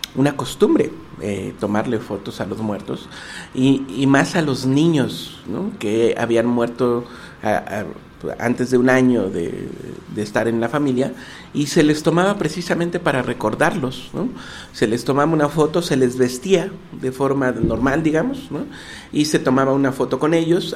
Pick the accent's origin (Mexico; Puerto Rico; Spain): Mexico; mí como mexicano